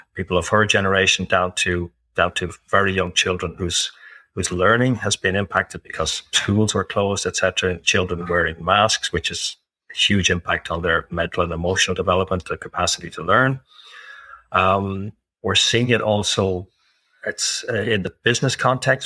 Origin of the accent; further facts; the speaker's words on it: Ireland; I'm Irish, living in Ireland. I've lived in several other countries.